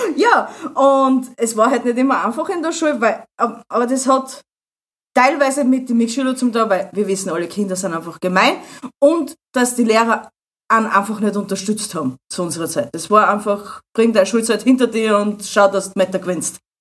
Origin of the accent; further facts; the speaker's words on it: Austria; als Österreicher